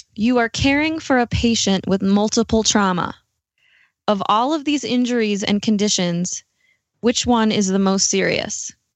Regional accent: New York, United States; moved away as an adult; also born or lived in Milwaukee, Wisconsin; now in Denver, United States; I am originally from New York

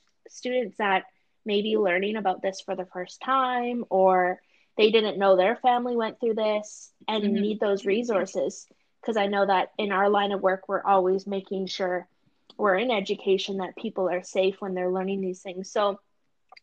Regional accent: Sault Ste. Marie and Thunder Bay, Ontario, Canada; growing up in Sault Ste. Marie and Thunder Bay

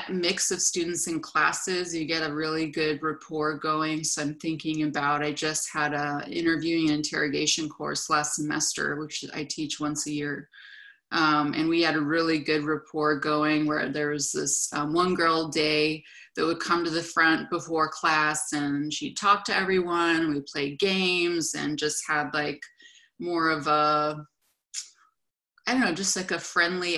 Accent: California, United States; moved away as an adult; Since I'm from California, as I said, I looked for jobs in California

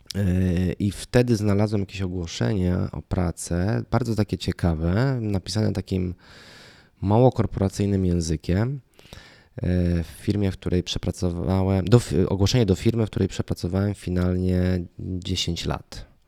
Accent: Lublin Voivodeship, Poland; moved away as an adult; also born or lived in Kraków; z mojego miasta, z którego pochodzę, z Lubelszczyzny

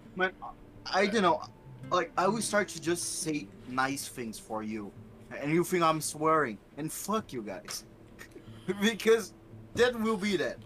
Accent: Brazil

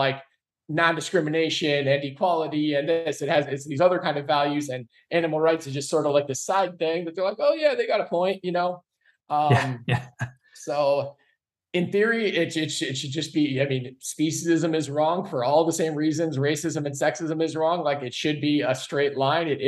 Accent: Iowa, United States; Iowa, my home state where I'm at right now

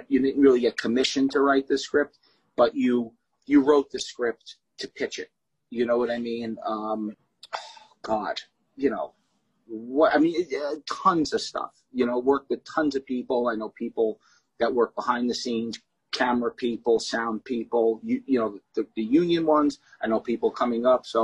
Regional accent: New York City, New York, United States; moved away as an adult; also born or lived in Red Bank, New Jersey / Matawan, New Jersey; I was in Staten Island from, I would say, at 3 and a half, 4 years old, so I was there about 30 years

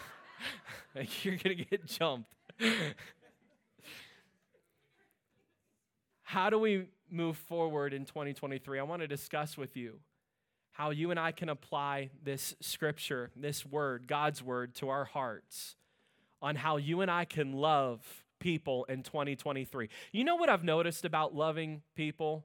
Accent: Pittsburgh, Pennsylvania, United States; moved away; I'm originally from Pittsburgh

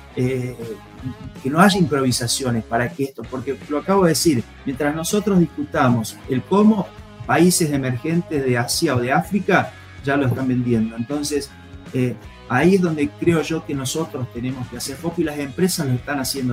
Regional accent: a small town in Córdoba, Argentina; mi pueblo, primero nosotros vivíamos en el campo y del campo nos trasladamos al pueblo, ahí nomás cerquita, como tantos pueblos cordobeses

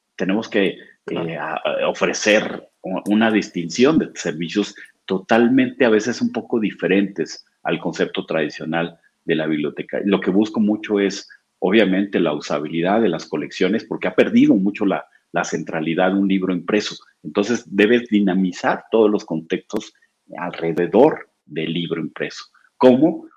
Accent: Oaxaca, Mexico; now in Puebla, Mexico; yo soy oaxaqueño de nacimiento

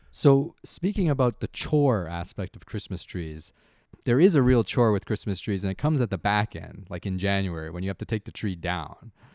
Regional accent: Canada; growing up in Canada

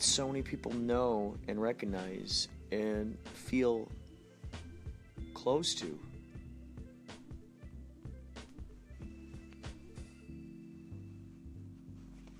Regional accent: Carol Stream, Illinois, United States; moved away; my buddy John, who I grew up with in Carroll Stream, Illinois, Chicagoland area, long ago

